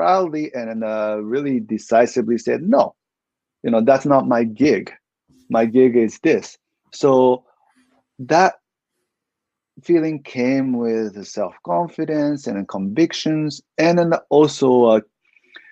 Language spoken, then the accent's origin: English; Japan; I'm ethnic Korean. I was born and raised in Japan, but my parents are Korean